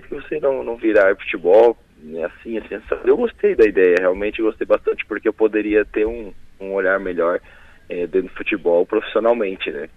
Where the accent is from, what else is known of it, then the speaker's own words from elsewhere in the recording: Araranguá, Santa Catarina, Brazil; also born or lived in Turvo, Santa Catarina; eu nasci no Turvo, né? E posteriormente, com seis, sete meses de idade, minha mãe era professora em Araranguá, então vim para Araranguá e resido em Araranguá há 33 anos praticamente.